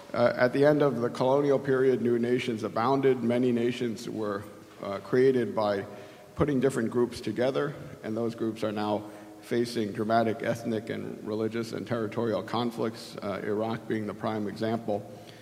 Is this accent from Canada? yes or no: no; South Korea; but also with my home country of Korea.